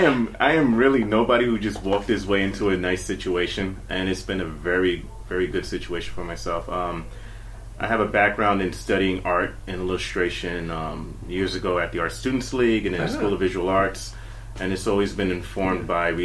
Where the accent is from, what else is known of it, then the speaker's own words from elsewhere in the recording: New York City, New York, United States; I'm from here. I'm from the Bronx, born and raised.